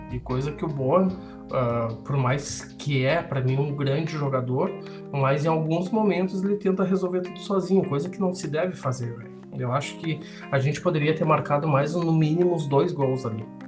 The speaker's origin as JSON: {"language": "Portuguese", "country": "Brazil", "said": "eu sou brasileiro"}